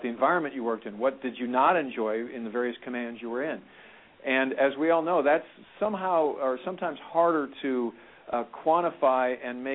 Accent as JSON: {"language": "English", "town": "St. Louis", "region": "Missouri", "country": "United States", "said": "I'm from St. Louis as well"}